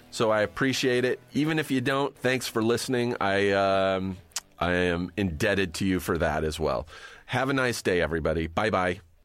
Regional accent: Riverside, California, United States; I grew up in Riverside, you know, halfway between here and the desert

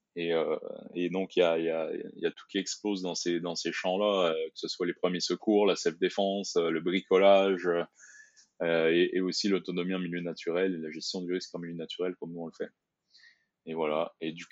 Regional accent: Quebec, Canada; moved away as an adult; also born or lived in Brussels, Belgium; now in France; J'ai fait mes études euh, au Québec

